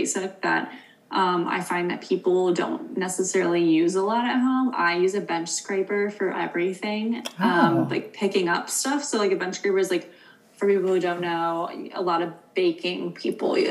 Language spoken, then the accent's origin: English; East Coast, United States; now in West Coast, United States; I'm from the East Coast where it's more common. And for the past like 4 years that I've lived out here